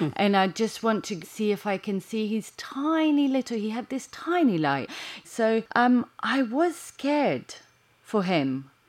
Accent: Chania, Crete, Greece; I mean, I'm from Chania, which is in the northwest. Heraklio is the biggest one.

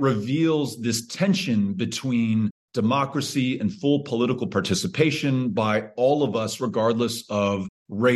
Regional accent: El Paso, Texas, United States; moved to my hometown of El Paso in 1910

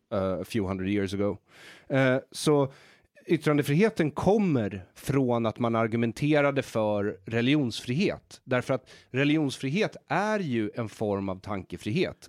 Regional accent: Solna, Stockholm County, Sweden; also born or lived in Israel; i Bergshamra där jag växte upp

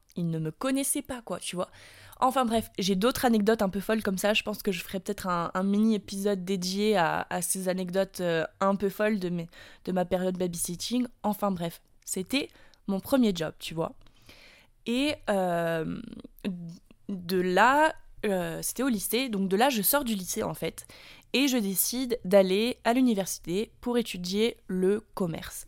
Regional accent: France; now in United States; je suis française, que ça fait six ans que j'habite aux États-Unis

